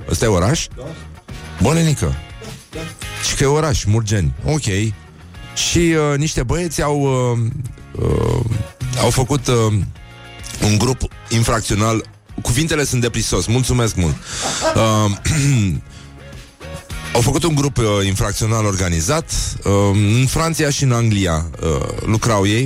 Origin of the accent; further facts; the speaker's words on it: Vaslui, Vaslui County, Romania; faptul că sunt din Vaslui presupune un anumit tip de ordine pe care vasluienii o au înscris în uh, codul genetic